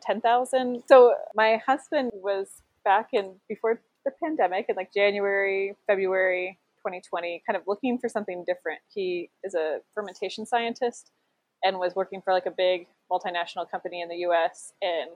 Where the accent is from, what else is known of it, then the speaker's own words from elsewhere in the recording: Essex, Iowa, United States; moved away as an adult; now in Rheinbach, Germany; I'm originally from Essex, Iowa, and then now we are in Rheinbach, Germany